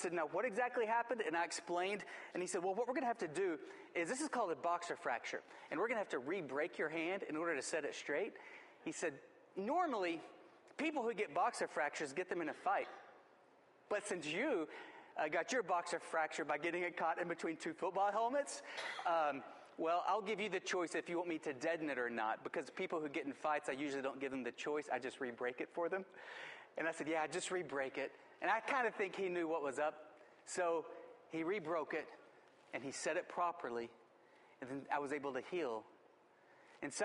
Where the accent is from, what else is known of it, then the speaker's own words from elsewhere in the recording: West Texas, United States; I grew up in West Texas